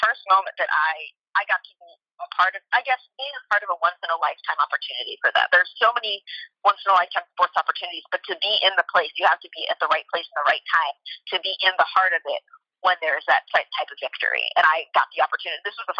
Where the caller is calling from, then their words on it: France; Hi, I am calling in from France.